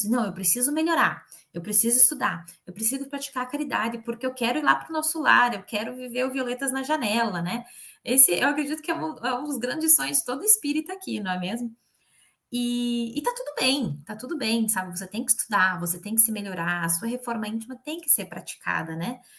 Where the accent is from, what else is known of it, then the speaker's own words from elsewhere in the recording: Curitiba, Paraná, Brazil; E eu, eu sou de Curitiba, natural de Curitiba. Quer dizer, me criei lá.